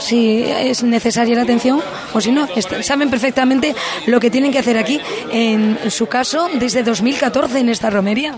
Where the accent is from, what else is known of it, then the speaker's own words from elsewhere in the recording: La Línea de la Concepción, Andalusia, Spain; la comarca a la que yo pertenezco, en este caso de la línea de la Concepción